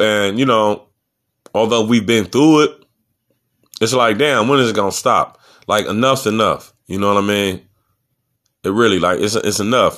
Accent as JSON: {"language": "English", "town": "Cleveland", "region": "Ohio", "country": "United States", "said": "I'm from Cleveland, Ohio"}